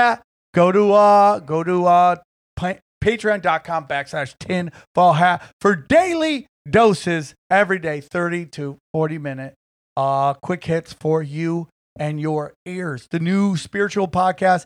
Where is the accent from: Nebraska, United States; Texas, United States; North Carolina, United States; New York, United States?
New York, United States; Niagara Falls; moved away; I was born in Niagara Falls